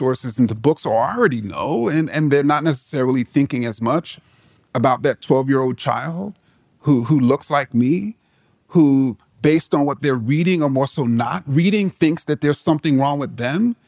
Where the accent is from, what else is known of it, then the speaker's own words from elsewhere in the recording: New York City, New York, United States; I grew up in Jamaica, Queens